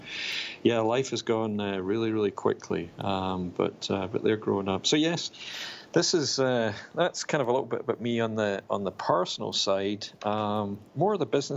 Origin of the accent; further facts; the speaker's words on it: Glasgow, Scotland, United Kingdom; now in Raleigh, United States; I grew up in Glasgow, in Scotland, in the U.K.